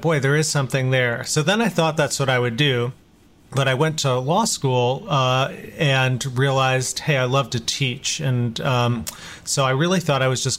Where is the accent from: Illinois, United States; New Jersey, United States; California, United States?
Illinois, United States; Chicago; I was born in Chicago, come from Indian American parents